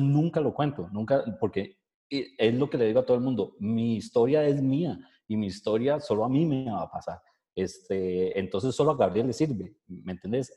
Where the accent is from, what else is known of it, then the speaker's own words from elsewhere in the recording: Costa Rica; nosotros como ticos